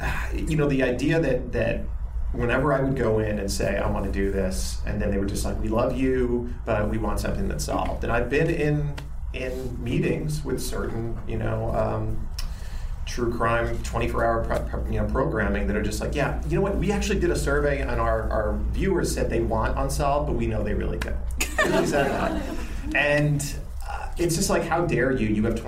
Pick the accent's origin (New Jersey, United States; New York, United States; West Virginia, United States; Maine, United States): New York, United States; Westbury; I didn't grow up in, we grew up right outside of Queens in Westbury, New York.